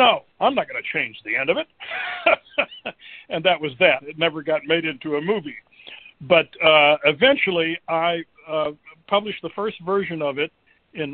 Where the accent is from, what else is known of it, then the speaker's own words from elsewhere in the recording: Dallas, Texas, United States; also born or lived in Oklahoma City, Oklahoma / France; now in Michigan, United States; I was born in Oklahoma City, grew up in Dallas, Texas